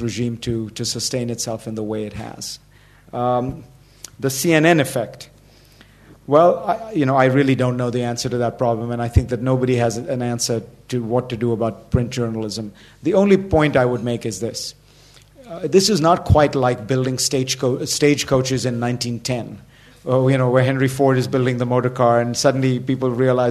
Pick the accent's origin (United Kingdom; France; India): India; Mumbai, Maharashtra; I grew up in Bombay, but spent a lot of time in rural India because my father was a politician